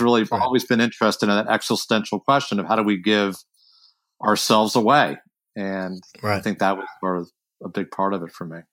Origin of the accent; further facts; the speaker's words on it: Washington, District of Columbia, United States; also born or lived in San Francisco; now in Northern California, United States; I grew up in Washington D.C., but I you know, lived in a suburb